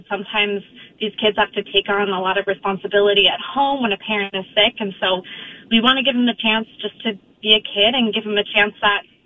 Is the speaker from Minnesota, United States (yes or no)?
yes; Northfield, Minnesota, United States; I grew up in Northfield, Minnesota